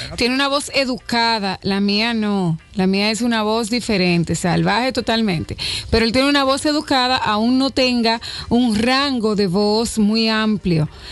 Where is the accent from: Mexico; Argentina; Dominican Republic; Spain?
Dominican Republic